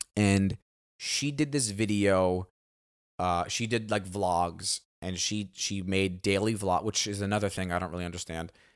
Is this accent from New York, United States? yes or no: yes; New York City, New York, United States; moved away; growing up in Staten Island